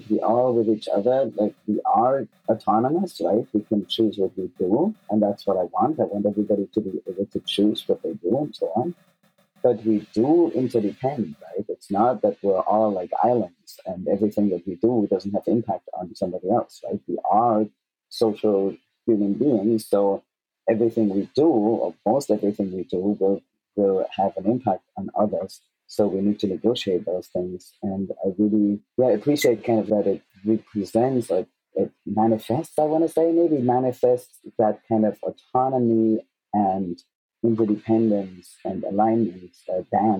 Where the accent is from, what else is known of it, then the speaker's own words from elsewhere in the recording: Germany; I grew up in Germany